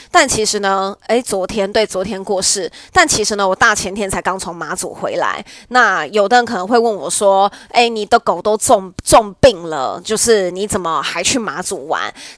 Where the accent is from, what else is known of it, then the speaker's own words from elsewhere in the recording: Nantou County, Taiwan; 我的家乡南投